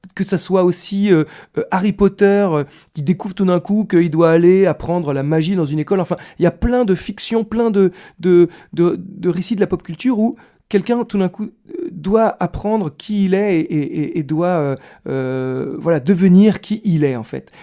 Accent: Versailles, Île-de-France, France; je suis né à Versailles

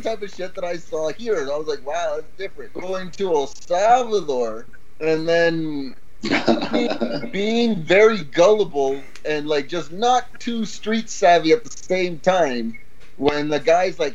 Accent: Canada; moved away as an adult; now in Costa Rica; being born in Canada, raised in a bubble, in the suburbs

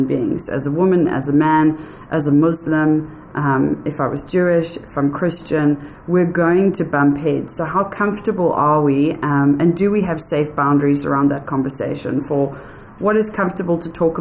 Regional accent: South Africa; also born or lived in United States; I'm a white female South African

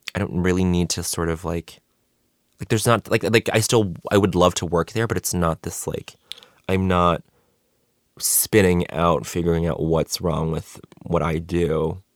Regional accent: Montreal, Quebec, Canada; moved away; also born or lived in Denver; I grew up in Montreal before I moved to Denver, before I moved to the U S

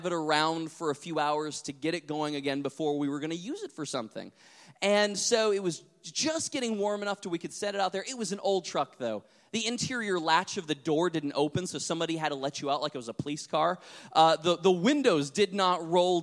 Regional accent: North Dakota, United States; I grew up in North Dakota, close to the Canadian border

